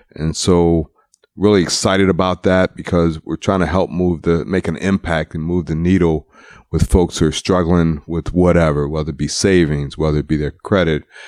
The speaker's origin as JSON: {"language": "English", "town": "Baltimore", "region": "Maryland", "country": "United States", "tie": "born or raised there", "said": "I'm from Baltimore"}